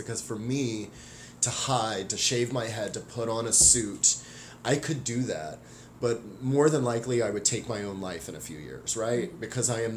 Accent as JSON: {"language": "English", "region": "the South", "country": "United States", "tie": "born or raised there", "moved": "as an adult", "lives_now": "Northwest, United States", "said": "I was born in the South, and I lived there until I was like 18 years old, and I've been living in the Northwest for the last 20 years"}